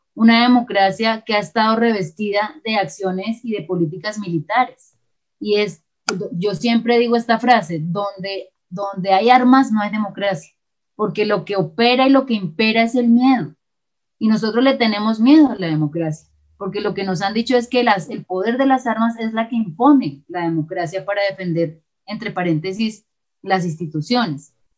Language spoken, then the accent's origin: Spanish; Colombia; pensarnos como colombianos y colombianas